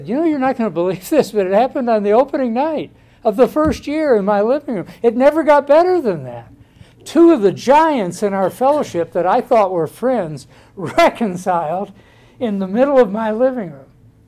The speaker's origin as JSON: {"language": "English", "region": "Northeast Arkansas", "country": "United States", "said": "my background in Northeast Arkansas"}